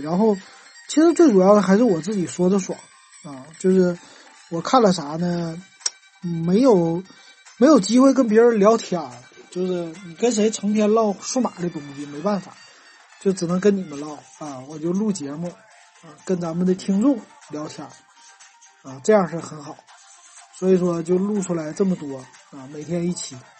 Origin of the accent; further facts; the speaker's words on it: Northeast China, China; 咱们东北人